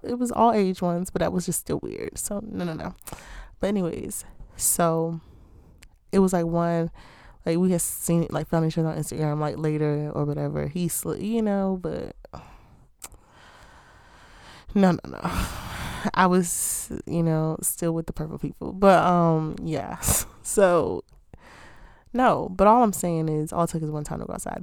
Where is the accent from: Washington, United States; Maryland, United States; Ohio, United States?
Maryland, United States; Baltimore; I'm from Baltimore